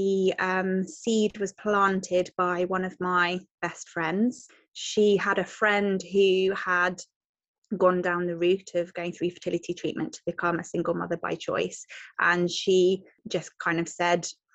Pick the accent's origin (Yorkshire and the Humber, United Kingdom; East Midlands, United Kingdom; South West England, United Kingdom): South West England, United Kingdom; Devon; I am from Devon in the southwest.